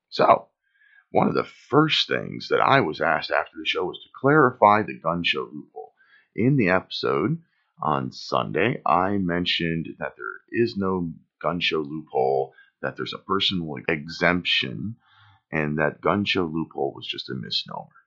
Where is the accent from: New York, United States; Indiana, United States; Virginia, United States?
New York, United States; Watkins Glen; born there; also born or lived in California / Florida / Pennsylvania; I was born in Watkins Glen, New York lived in New York, California, Florida, and Pennsylvania before I graduated high school.